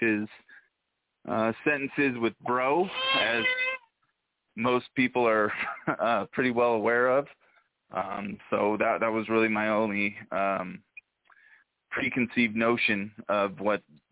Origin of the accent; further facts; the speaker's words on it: Oakland, California, United States; now in Salt Lake City, United States; I'm from Oakland, California, originally.